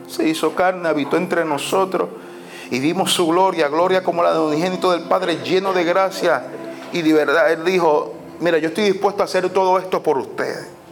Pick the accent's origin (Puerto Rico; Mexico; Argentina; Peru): Puerto Rico; nuestra cultura como puertorriqueños, nuestra cultura puertorriqueña es una cultura muy peculiar